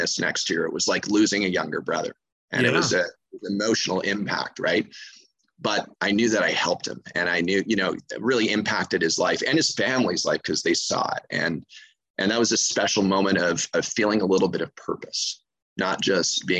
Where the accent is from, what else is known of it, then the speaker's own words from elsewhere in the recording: Montreal, Quebec, Canada; moved away as an adult; now in Anguilla; I'm originally from Montreal, Quebec, Canada, from the cold north.